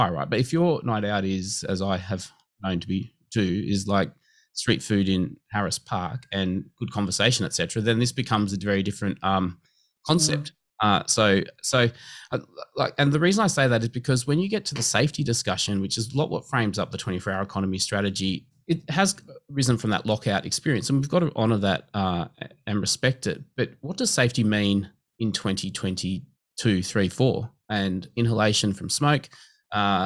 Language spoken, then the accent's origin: English; Liverpool, New South Wales, Australia; also born or lived in Campbelltown; I grew up in Liverpool, went to school in Campbelltown.